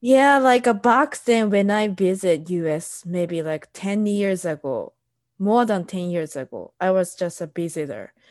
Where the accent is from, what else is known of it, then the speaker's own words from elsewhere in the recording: Japan; moved away as an adult; also born or lived in Southern California; now in United States; I'm Japanese and I'm living in US